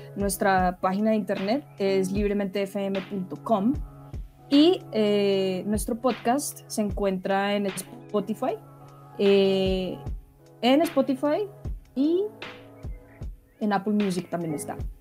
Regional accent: Bogotá, Colombia; yo nací en Bogotá, eh, crecí en Bogotá mm, y después tuve la oportunidad de irme, pero volví a Bogotá

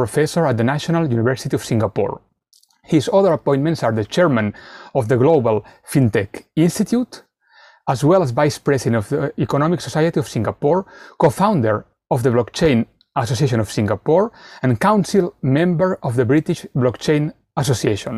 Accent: Spain; moved away; I come from Spain originally

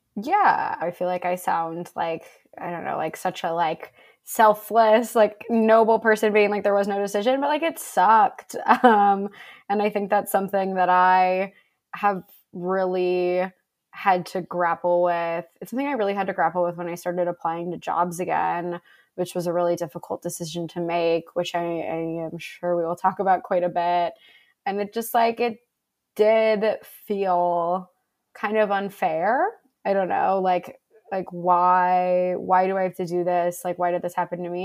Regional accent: Buffalo, New York, United States; moved away as an adult; also born or lived in Bay Area; I'm from Buffalo, New York

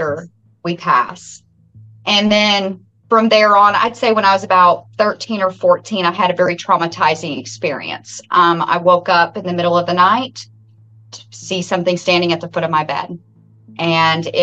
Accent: Salem, Indiana, United States; born and raised right here in Washington County, Salem

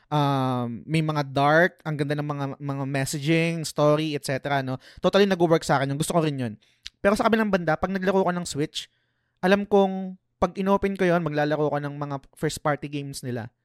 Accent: Philippines; Kasi kadalasan, minsan, bilang Pinoy, minsan guilty rin naman ako.

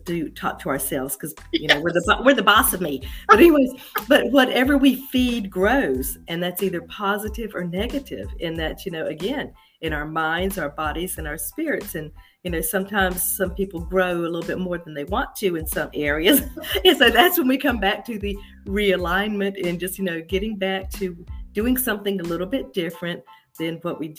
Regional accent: Charlotte, North Carolina, United States; I was born and raised in Charlotte

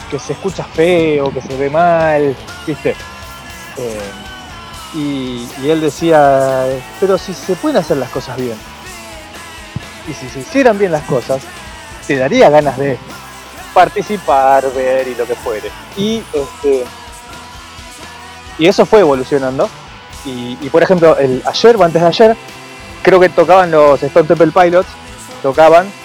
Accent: Argentina; yo no sé por qué somos argentinos, tenemos que extinguir, qué sé yo.

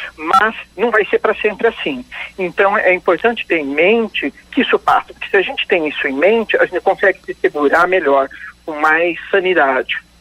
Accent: Indaiatuba, São Paulo, Brazil; moved away as an adult; now in Londrina, Brazil; Agora já moro 17 anos em Londrina, e, mas eu sou original de Indaiatuba, no estado de São Paulo.

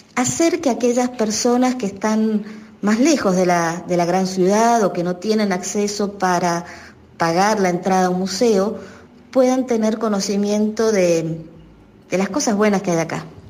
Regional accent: Mendoza, Argentina; moved away as an adult; now in San Juan, Argentina; soy mendocina, pero hace más de 20 años, me vine a vivir a San Juan

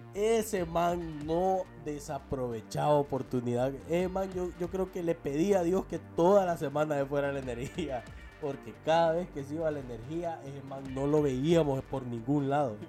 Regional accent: El Salvador; now in San Pedro Sula, Honduras

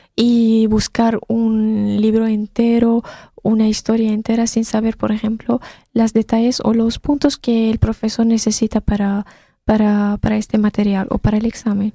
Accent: Syria; first language Arabic; Spanish is a second language; moved away as an adult; now in Poland; soy de Siria, entonces debido a la guerra en mi país tenía que escapar y venir a Polonia

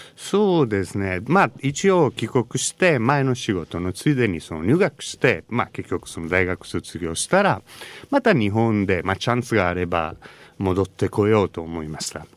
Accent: Italy; Japanese is a second language; moved away as an adult; also born or lived in Tokyo, Japan; now in Sendai, Japan; 私はあの田舎育ちなので

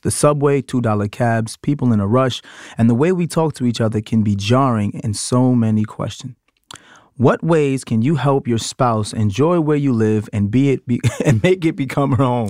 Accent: New York City, New York, United States; I'm from Brooklyn, I still have a lot of my country family morals

